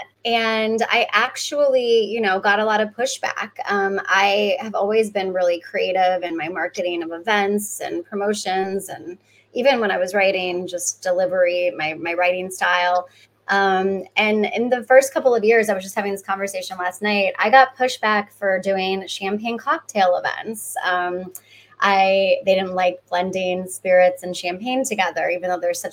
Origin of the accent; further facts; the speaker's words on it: Hawaii, United States; moved away as an adult; now in New York, United States; I was born and brought up in Hawaii